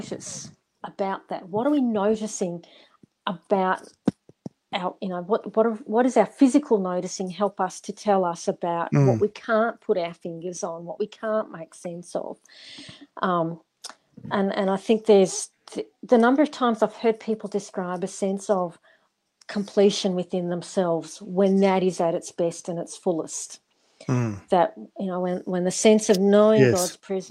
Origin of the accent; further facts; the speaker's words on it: Darling Downs, Queensland, Australia; as a young person when we were growing up on the Darling Downs